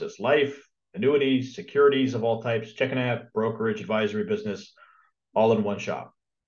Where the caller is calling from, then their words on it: California, United States; Southern California.